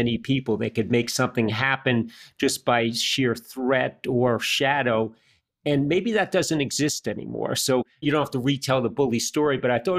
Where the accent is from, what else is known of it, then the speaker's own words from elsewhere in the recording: United States; as an American, and I've lived and worked my entire life in the U.S